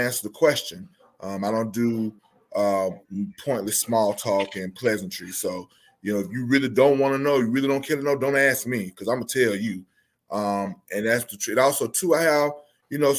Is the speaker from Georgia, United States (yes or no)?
yes; Albany, Georgia, United States; I too am also from Albany, Georgia